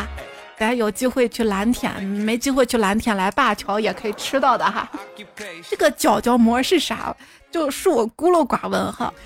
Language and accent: Chinese; China; 希望我们中国人都这么团结。